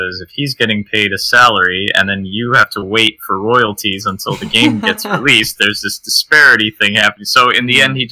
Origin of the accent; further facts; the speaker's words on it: Miami, Florida, United States; moved away as an adult; now in New York, United States; I grew up in Miami